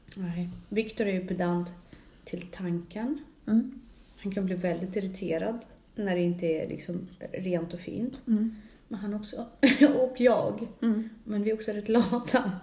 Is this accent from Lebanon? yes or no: no; Russia; Jag är ju ryss